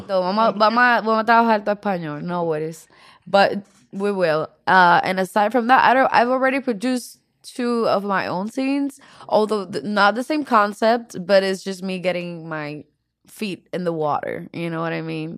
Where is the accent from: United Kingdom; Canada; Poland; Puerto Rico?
Puerto Rico; accent: Puerto Rican; English is a second language; now in Los Angeles, United States; I'm from Puerto Rico, right? In Puerto Rico, we're a mix of Spaniards, Taino Indians, and African Americans